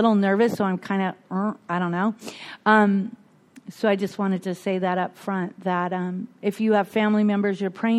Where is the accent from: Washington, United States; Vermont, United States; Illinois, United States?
Washington, United States; Bellingham; I was born and raised in Bellingham, Washington, one of six kids